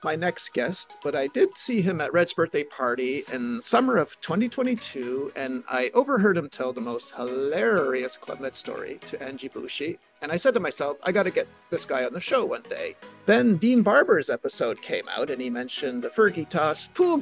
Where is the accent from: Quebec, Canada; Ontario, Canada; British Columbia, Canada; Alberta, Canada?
Quebec, Canada; Montreal; my hometown of Montreal, Quebec